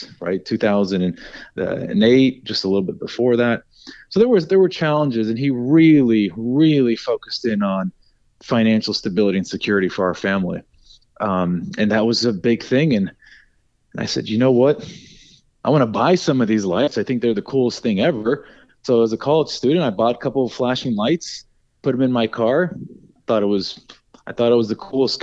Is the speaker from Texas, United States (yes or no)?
yes; Dallas, Texas, United States; also born or lived in Raleigh, North Carolina / Austin; I grew up in Dallas. I lived there for nearly 18 years before I went to school in Austin.